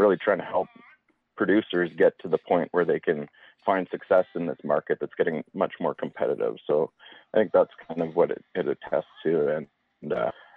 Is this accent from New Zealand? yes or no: no; the Kootenays, British Columbia, Canada; also born or lived in Spokane Valley, Washington, United States; growing up in the Kootenays in the Spokane Valley